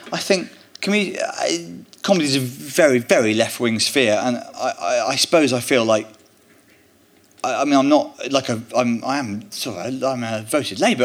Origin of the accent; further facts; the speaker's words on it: Bristol, South West England, United Kingdom; I grew up in Bristol